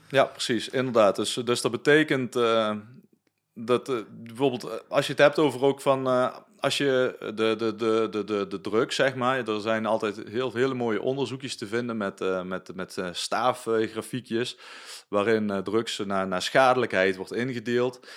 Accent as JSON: {"language": "Dutch", "country": "Netherlands", "said": "wij als Nederlanders"}